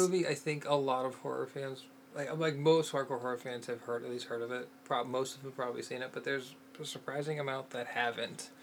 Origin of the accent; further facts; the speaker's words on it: Pittsburgh, Pennsylvania, United States; grew up in Pittsburgh, Pennsylvania, where Night of the Living Dead was made